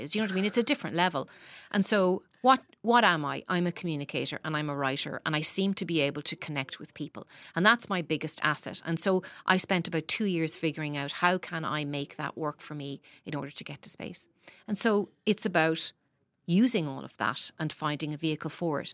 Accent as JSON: {"language": "English", "town": "Dundalk", "region": "Leinster", "country": "Ireland", "tie": "born or raised there", "said": "I grew up in Dundalk"}